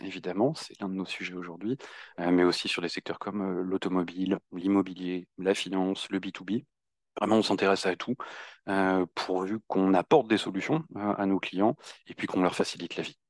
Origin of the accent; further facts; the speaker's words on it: Normandy, France; moved away as an adult; now in Paris, France; je suis originaire de Normandie et je suis basé à Paris depuis deux